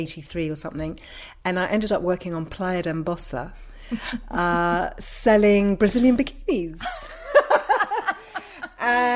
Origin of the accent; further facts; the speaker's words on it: London, United Kingdom; moved away as an adult; now in Ibiza, Spain; I was born and raised in London